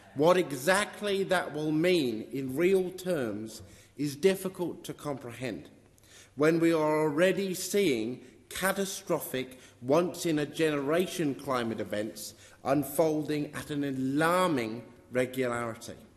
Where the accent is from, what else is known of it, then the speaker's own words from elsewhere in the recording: Western Australia, Australia; my home state of Western Australia